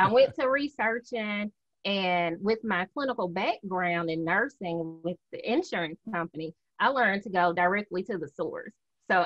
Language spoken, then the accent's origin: English; Mississippi, United States; I am from Mississippi, good old Southern girl. When people hear me, they automatically say, "Where are you from?"